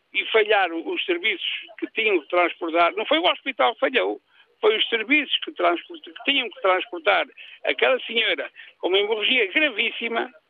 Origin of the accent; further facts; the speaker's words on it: Barcelos, Norte, Portugal; also born or lived in Moledo do Minho; now in Moledo, Portugal; sou daqui, sou de Barcelos, trabalhei em Barcelos, vivo aqui